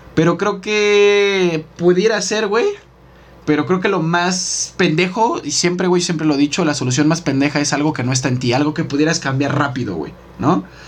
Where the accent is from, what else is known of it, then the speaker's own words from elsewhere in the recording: Mexico; como mexicanos